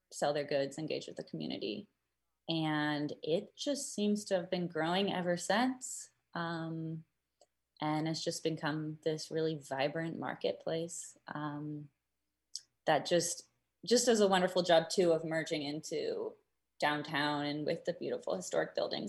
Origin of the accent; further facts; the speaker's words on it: San Diego, California, United States; moved away as an adult; also born or lived in Eugene, Oregon; now in Astoria, United States; I grew up in San Diego area and moved up to Eugene to go to the U